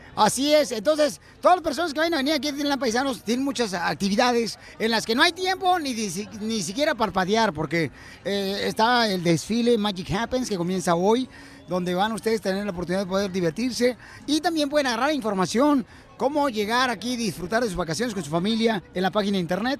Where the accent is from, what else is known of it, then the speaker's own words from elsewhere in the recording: Ocotlán, Jalisco, Mexico; moved away; Ocotlán, Jalisco, mi tierra natal